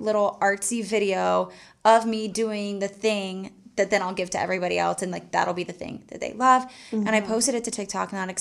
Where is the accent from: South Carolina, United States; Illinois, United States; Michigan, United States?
South Carolina, United States; Charleston; I am from Charleston and I wanted to get married there